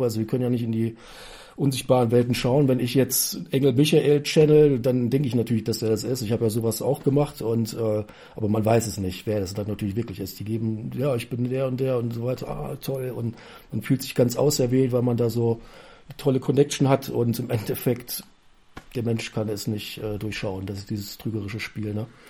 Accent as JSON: {"language": "German", "country": "Germany", "said": "ich komme aus Raden"}